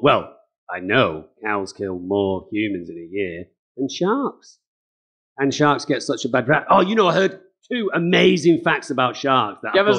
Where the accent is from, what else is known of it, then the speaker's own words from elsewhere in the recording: Berlin, Germany; born there; No, I wasn't. I was born in Berlin.